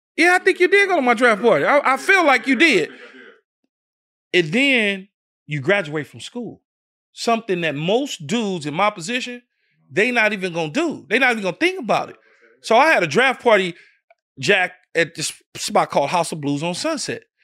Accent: Los Angeles, California, United States; growing up in South Central L A at the time, it's South L A now.

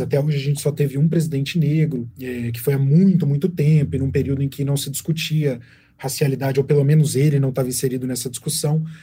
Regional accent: Minas Gerais, Brazil; eu sou jornalista, sou mineiro

